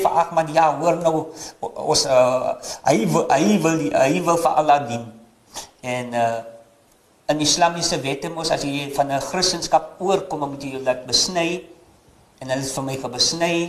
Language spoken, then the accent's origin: Afrikaans; Paternoster, Western Cape, South Africa; moved away; Ek is gebore in die kant van Paternoster, Weskus klong